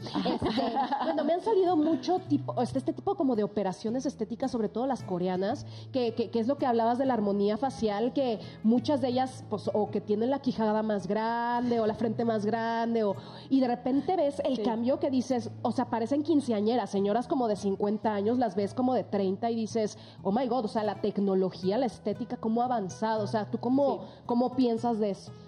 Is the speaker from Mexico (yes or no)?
yes; Tabasco, Mexico; yo que soy de Tabasco, las tabasqueñas somos más caderonas